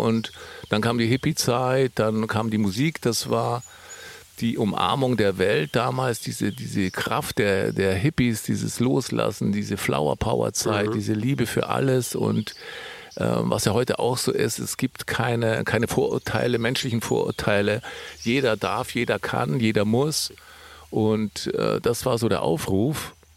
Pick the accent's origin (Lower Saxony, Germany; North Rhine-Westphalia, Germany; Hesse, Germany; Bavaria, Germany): Bavaria, Germany; Allgäu; ich komme ja aus dem Allgäu